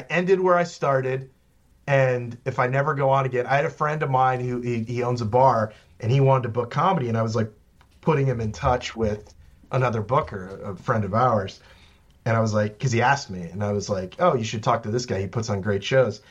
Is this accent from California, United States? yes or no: no; central Virginia, United States; moved away as an adult; also born or lived in Washington, District of Columbia, United States / New York; I moved back to Virginia